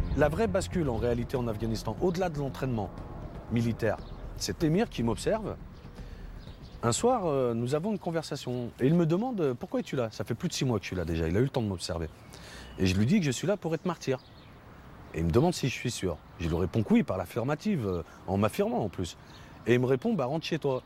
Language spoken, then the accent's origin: French; Villefontaine, Auvergne-Rhône-Alpes, France; C'est le quartier où j'ai grandi, les Oursons, à Villefontaine